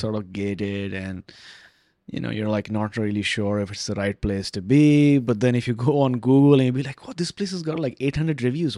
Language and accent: English; Vancouver, British Columbia, Canada; I'm from Vancouver